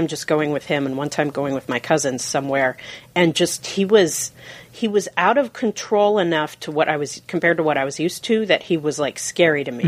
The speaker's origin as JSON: {"language": "English", "town": "Seattle", "region": "Washington", "country": "United States", "tie": "born or raised there", "said": "I was raised in Fremont"}